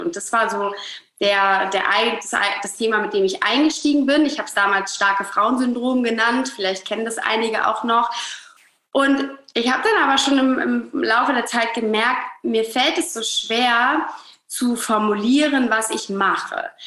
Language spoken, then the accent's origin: German; Hamburg, Germany; ich komme aus Hamburg, äh, lebe hier mit meiner kleinen Family, mit meinem Mann, mit meinem Sohn, mit unserem Hund in Hamburg